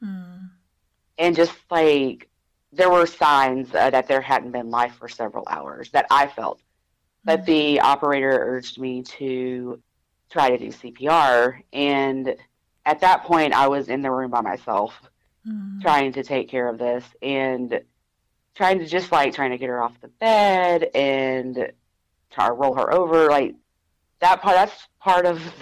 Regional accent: Louisiana, United States; moved away as an adult; also born or lived in Arkansas; I grew up in Louisiana, but 15 years ago, I moved to Arkansas

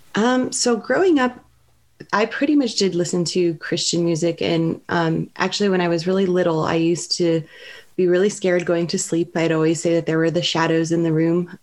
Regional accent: Southern California, United States; moved away as an adult; also born or lived in San Francisco Bay Area; now in Walnut Creek, United States; I'm originally from Southern California

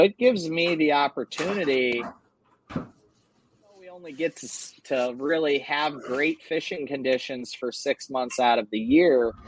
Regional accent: Susquehanna River, Northeast, United States; I grew up on the Susquehanna River

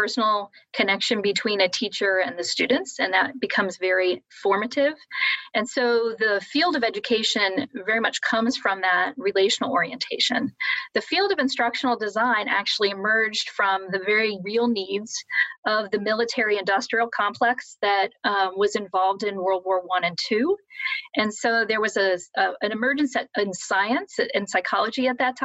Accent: Columbus, Ohio, United States; moved away as an adult; now in South Bend, United States; I'm originally from Columbus, Ohio. And actually, while I did travel, moved around a little bit, I spent the last 20 years there. And I grew up in a suburb there

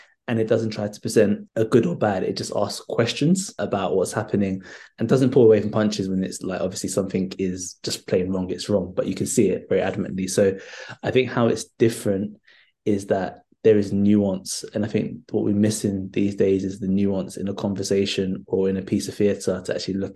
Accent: London, United Kingdom; I grew up in North London. I grew up in Holloway, not too far off the Cali Road.

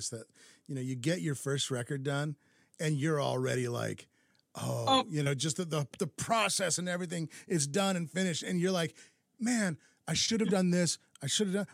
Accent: Santa Fe, New Mexico, United States; now in Minneapolis, United States; Overlooking Santa Fe, New Mexico, my hometown.

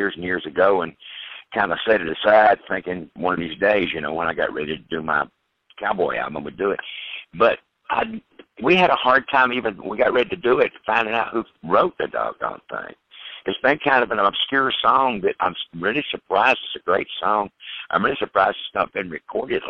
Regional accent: East Coast, United States; I came from the East Coast, and Western swing music was not played.

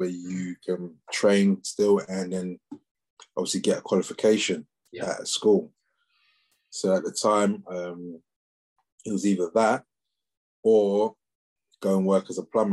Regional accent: Gravesend, South East England, United Kingdom; also born or lived in London; when I moved to Gravesend from London at the age of 11

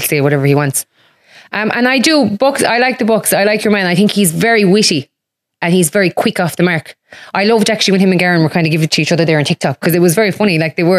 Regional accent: Munster, Ireland; very hard because I'm from West Clare, and there isn't that many people that do stuff like that.

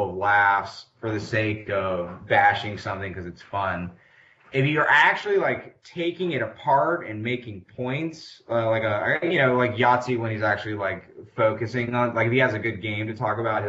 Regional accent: the South, United States; I'm a Southerner

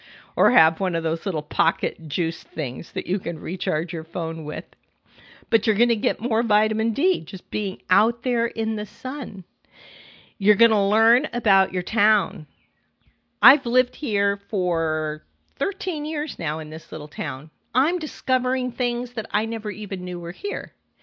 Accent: California, United States; now in New York City, United States; I'm originally from California, and I moved to New York City

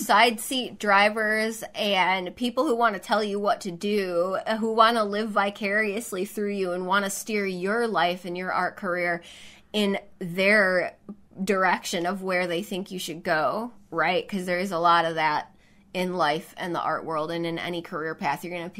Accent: the South, United States; accent: Southern; especially my Southern accent.

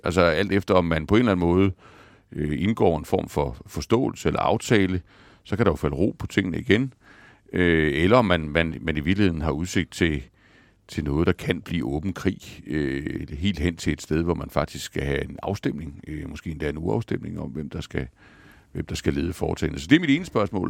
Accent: Denmark; vi som danskere

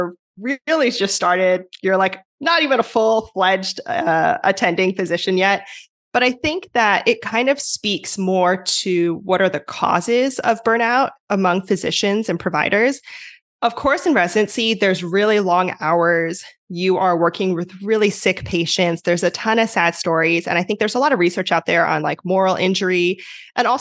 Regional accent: New Jersey, United States; moved away as an adult; now in California, United States; I'm originally from New Jersey, although now I'm out in California.

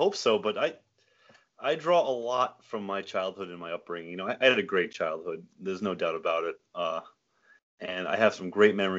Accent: Matunuck, Rhode Island, United States; Yeah, Matunuck, Rhode Island.

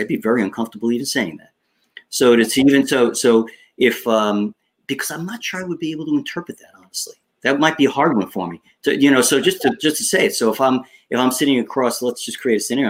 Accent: Long Island, New York, United States; accent: Long Island; I grew up on Long Island uh, in New York

